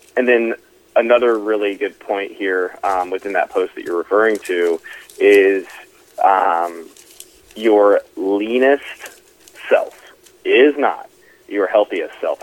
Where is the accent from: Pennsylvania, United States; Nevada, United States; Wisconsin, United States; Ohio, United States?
Ohio, United States; Dayton; moved away as an adult; also born or lived in Cincinnati, Ohio; now in Dallas, United States; born and raised though in, in Dayton, Ohio